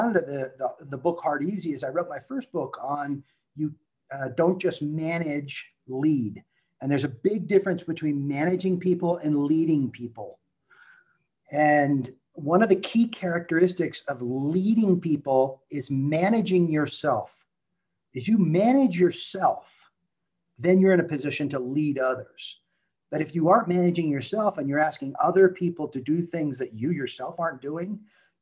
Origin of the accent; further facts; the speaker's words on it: Silicon Valley, California, United States; I was raised in Silicon Valley